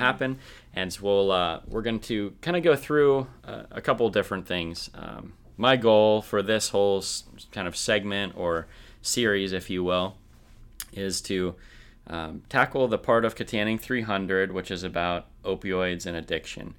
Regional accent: rural Minnesota, United States; I grew up in rural Minnesota

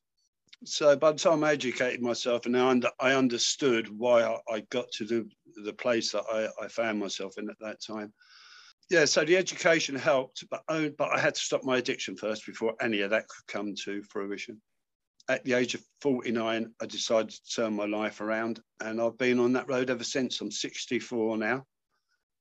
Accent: London, United Kingdom; now in Manchester, United Kingdom; I'm a Londoner, but I live in Manchester now.

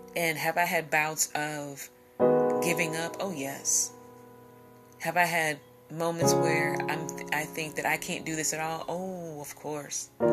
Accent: Midwest, United States; in my hometown in my section of the world here in the Midwest

